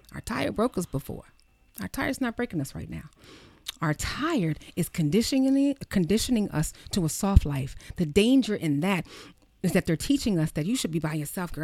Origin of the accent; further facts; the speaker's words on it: Baltimore City, New Jersey, United States; I am from Baltimore City. I was raised in Jersey and from Baltimore City